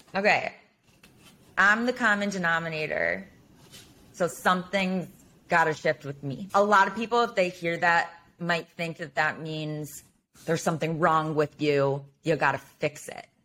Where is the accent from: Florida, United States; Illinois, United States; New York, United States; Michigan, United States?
Illinois, United States; Highland Park; I grew up in Highland Park. I went to Highland Park High School.